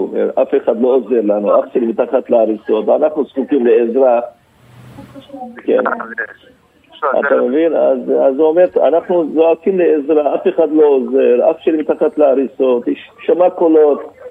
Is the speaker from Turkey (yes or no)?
yes; Antakya, Hatay, Turkey; אני נולדתי שם, אני גדלתי שם.